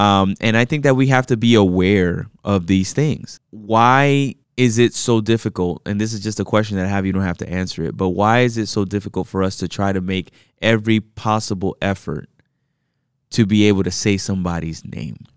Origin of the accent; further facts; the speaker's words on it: United States; I, myself, was born here in the States, you know, and raised in the States